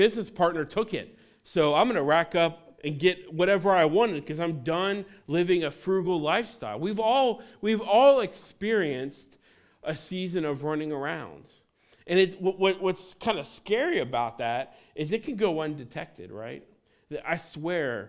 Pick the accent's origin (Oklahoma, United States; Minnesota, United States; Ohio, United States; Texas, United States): Ohio, United States; Cincinnati; I grew up in Cincinnati, Ohio